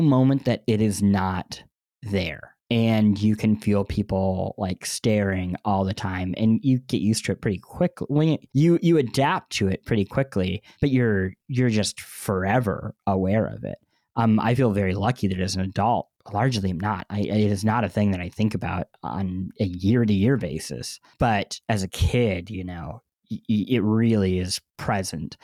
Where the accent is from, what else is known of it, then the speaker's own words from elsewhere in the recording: Midwest, United States; growing up in the Midwest and not traveling a lot as a kid